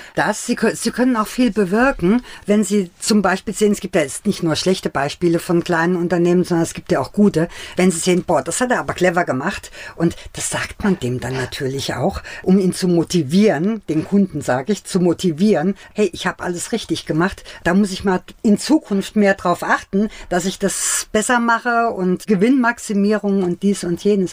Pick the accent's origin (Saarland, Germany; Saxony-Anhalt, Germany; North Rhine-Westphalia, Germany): Saarland, Germany; Bildstock; born or raised there; also born or lived in Bad Godesberg; now in Mainz, Germany